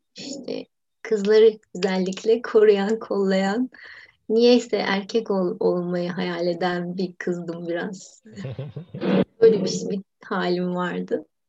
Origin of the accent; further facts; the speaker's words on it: Istanbul, Turkey; kendi mahallemde İstanbul'un biraz varoşunda büyüdüm ben